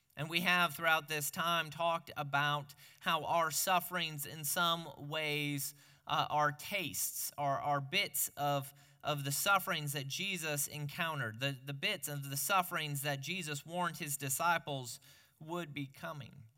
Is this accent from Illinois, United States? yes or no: yes; Peoria, Illinois, United States; moved away; growing up in Peoria